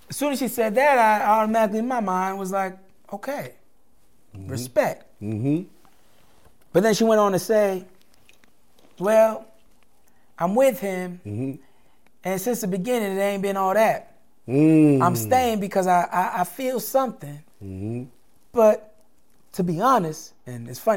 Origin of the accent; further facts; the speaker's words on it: Montgomery, Alabama, United States; I'm from Montgomery, Alabama